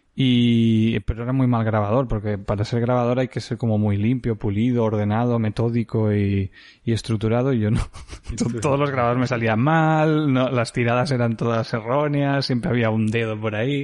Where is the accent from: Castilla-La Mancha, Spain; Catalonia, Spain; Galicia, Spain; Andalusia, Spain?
Catalonia, Spain; Creixell; also born or lived in Barcelona / Mollet del Vallès; al nacer vinimos aquí directamente. Yo he vivido 18 años de mi vida en esta casa